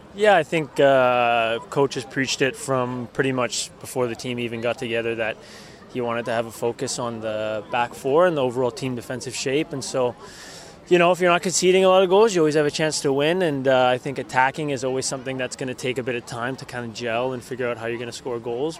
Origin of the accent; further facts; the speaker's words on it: Vancouver, British Columbia, Canada; I'm fully focused here on Vancouver and super happy to be playing in my hometown